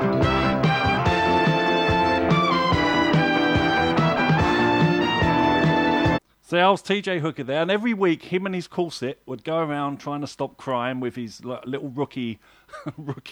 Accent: United Kingdom; as a Brit

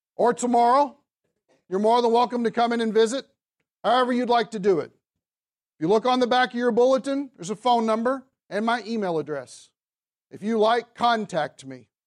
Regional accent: the South, United States; I'm from the South

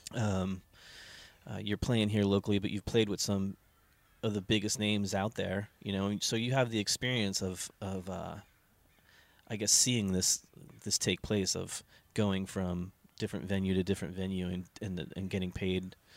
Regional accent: United States; we grew up in New Jersey, New York

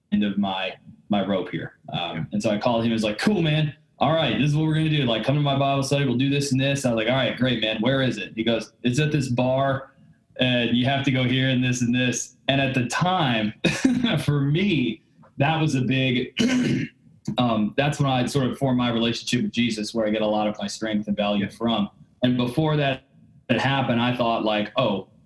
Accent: Dallas, Texas, United States; now in Houston, United States; I grew up in Dallas, Texas. So I live in Houston now

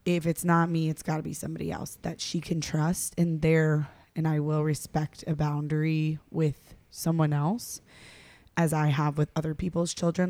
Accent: North Carolina, United States; I'm from North Carolina

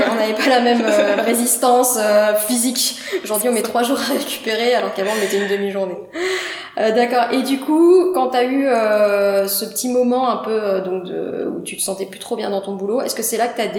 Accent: Nancy, Grand Est, France; moved away as an adult; also born or lived in Paris; Non, je suis de Nancy.

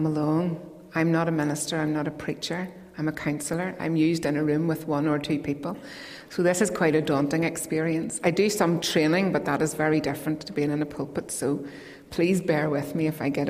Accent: Crossgar, Northern Ireland, United Kingdom; also born or lived in Castlederg; now in Donaghadee, United Kingdom; I'm originally from Crossgarn, County Down, if you know where that is, the complete centre of the universe. And I grew up in Lasara Presbyterian Church.

